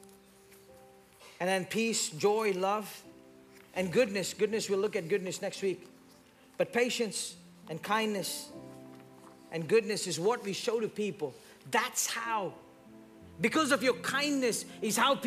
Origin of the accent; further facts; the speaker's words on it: India; moved away; I grew up in India